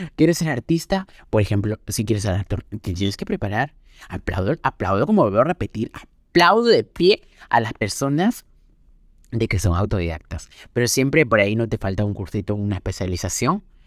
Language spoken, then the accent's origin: Spanish; Peru; en Perú, en mi país